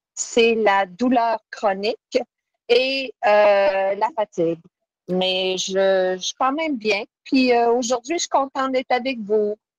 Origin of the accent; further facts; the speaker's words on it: Laval, Quebec, Canada; je viens de Laval, dans la région nord de Montréal